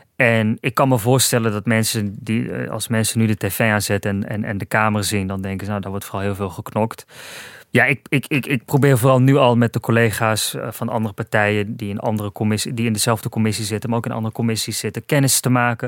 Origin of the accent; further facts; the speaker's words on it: Almere, Flevoland, Netherlands; Ik kom uit Almere